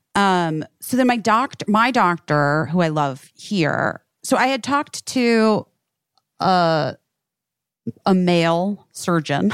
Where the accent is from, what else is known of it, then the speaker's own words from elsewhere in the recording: Arizona, United States; I'm from Arizona.